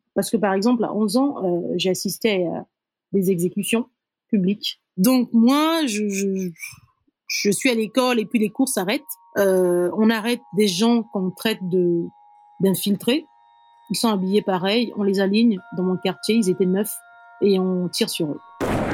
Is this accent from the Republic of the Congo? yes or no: yes; Brazzaville, Republic of the Congo; born or raised there; first language Kituba; French is a second language; moved away as an adult; also born or lived in Dolisie, Republic of the Congo; now in Ouagadougou, Burkina Faso